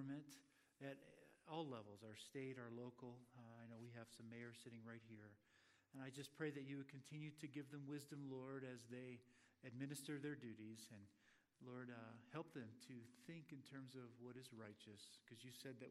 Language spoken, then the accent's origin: English; Florida, United States; moved away; I'm from Florida.